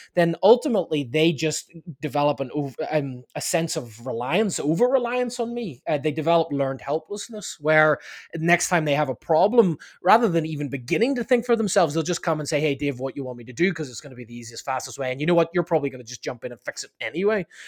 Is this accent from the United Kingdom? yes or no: yes; Belfast, Northern Ireland, United Kingdom; now in Laguna Beach, United States; I'm from, uh, I'm from Ireland, actually from Northern Ireland, uh, from, uh, Belfast.